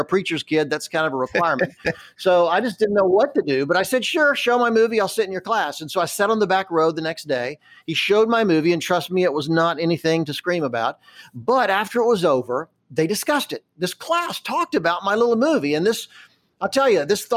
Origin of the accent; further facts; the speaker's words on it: Charlotte, North Carolina, United States; I grew up in Charlotte, North Carolina, back in a much earlier time